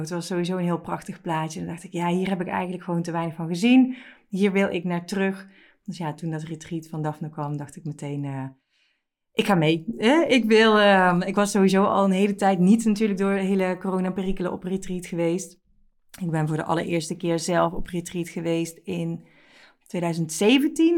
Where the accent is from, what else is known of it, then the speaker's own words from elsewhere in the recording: Netherlands; wij als Nederlanders